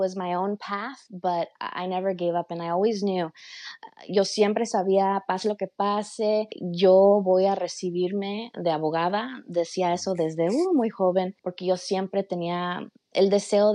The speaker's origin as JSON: {"language": "English", "town": "Los Angeles", "region": "California", "country": "United States", "tie": "born or raised there", "also_born_or_lived": "Stockton, California / Mexico City (grandparents)", "said": "And then they came back to Los Angeles, and my grandparents helped raise me"}